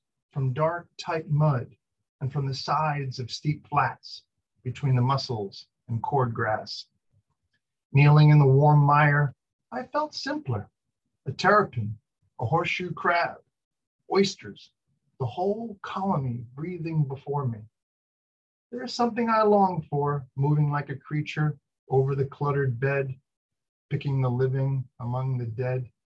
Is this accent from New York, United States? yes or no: yes; Port Jefferson, New York, United States; moved away as an adult; also born or lived in Oregon; now in Monmouth, United States; Well, I live in Oregon. I've lived here 20 years, but I grew up on the East Coast on Long Island, New York